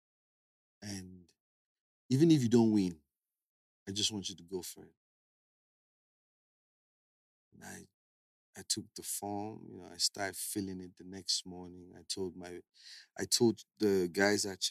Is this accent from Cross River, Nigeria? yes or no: yes; Calabar, Cross River, Nigeria; I grew up in Calabar. I grew up in Calabar, nursery, primary, university, a street called Palm Street